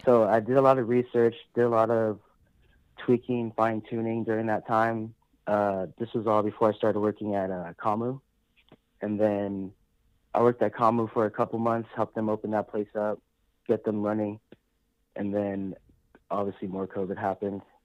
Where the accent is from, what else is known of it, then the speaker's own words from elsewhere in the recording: San Diego, California, United States; also born or lived in Las Vegas; I'm a Filipino American. I was born and raised here in San Diego